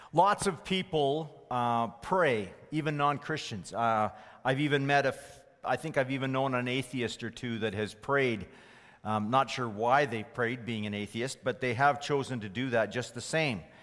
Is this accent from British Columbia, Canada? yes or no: no; Fort McMurray, Alberta, Canada; as a teenager growing up in Fort McMurray